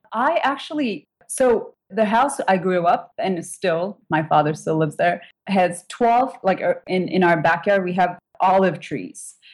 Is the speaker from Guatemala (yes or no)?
no; Turkey; English is a second language; moved away as an adult; also born or lived in British Virgin Islands; now in United States; we didn't eat bacon growing up in Turkey